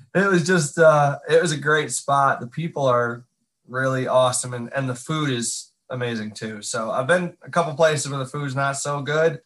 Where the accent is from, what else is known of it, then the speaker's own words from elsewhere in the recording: Catskill Mountains, upstate New York, United States; moved away as an adult; now in Nashville, United States; I'm from upstate New York